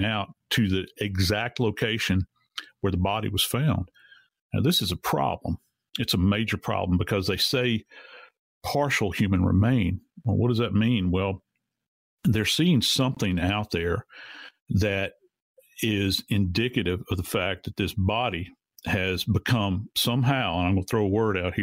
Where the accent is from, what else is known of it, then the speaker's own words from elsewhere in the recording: Louisiana, United States; I was born and raised in Louisiana. I've been around swamps my entire life.